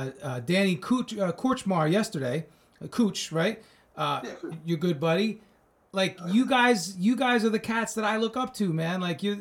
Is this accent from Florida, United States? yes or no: no; Commack, New York, United States; also born or lived in Northport, New York; I'm from Long Island myself.